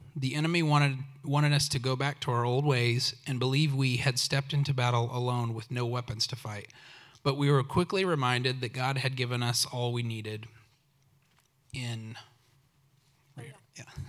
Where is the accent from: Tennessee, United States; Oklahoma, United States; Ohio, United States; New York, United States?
Oklahoma, United States; I grew up in Oklahoma